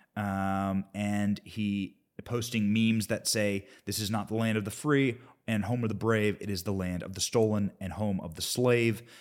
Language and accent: English; Cedar Rapids, Iowa, United States; I grew up in Cedar Rapids, Iowa